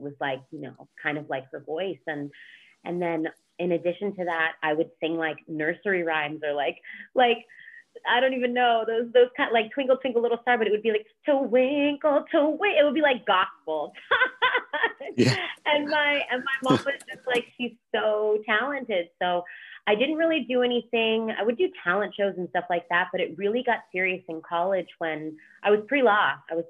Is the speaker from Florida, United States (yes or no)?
yes; Miami, Florida, United States; also born or lived in Orlando; I grew up in Miami, but then from there, I also went to elementary and middle school in Orlando. So Central Florida was a huge part of growing up as well in those years for me